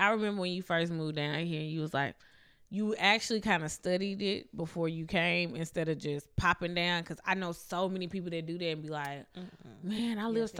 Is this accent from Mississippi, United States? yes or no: yes; Mississippi, United States; now in Houston, United States; But also, I'm from Mississippi